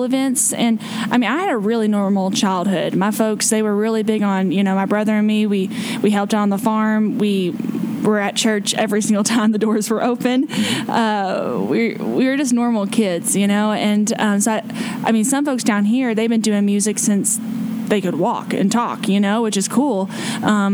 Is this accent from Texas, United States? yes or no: no; Lebanon, Kentucky, United States; moved away as an adult; my hometown's Lebanon, right outside of Bardstown